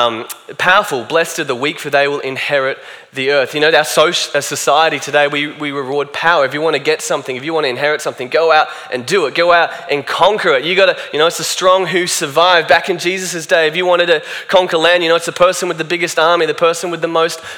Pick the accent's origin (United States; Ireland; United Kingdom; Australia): Australia; I'm Australian